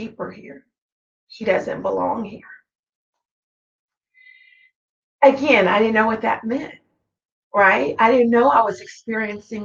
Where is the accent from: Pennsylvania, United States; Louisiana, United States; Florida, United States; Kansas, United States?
Kansas, United States; Tonganoxie; I grew up in Tonganoxie, Kansas, which is a small little country town in between Lawrence and Leavenworth.